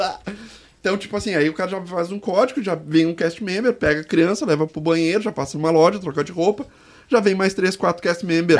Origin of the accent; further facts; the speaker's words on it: Porto Alegre, Rio Grande do Sul, Brazil; eu sou de Porto Alegre